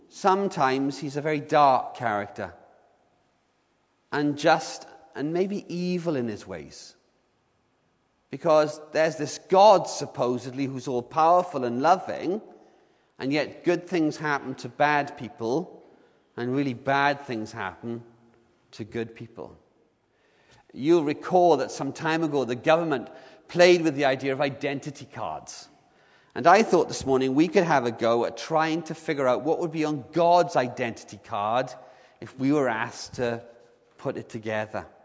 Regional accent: Swansea, Wales, United Kingdom; I, when I was a, a lad growing up in Swansea, I used to hang out with a group of guys

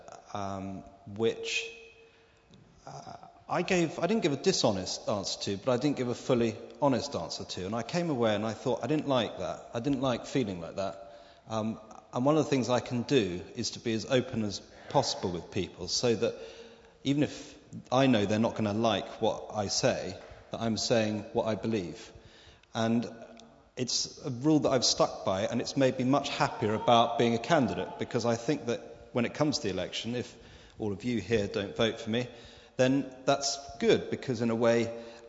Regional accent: Debenham, East of England, United Kingdom; also born or lived in South Wales; I'm originally from South Wales, but the last 30 years I was brought up in Suffolk in Debenham

